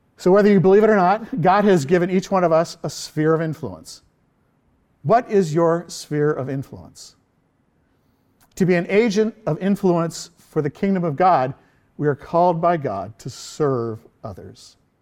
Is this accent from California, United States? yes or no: yes; southern Orange County, California, United States; where I went to high school in southern Orange County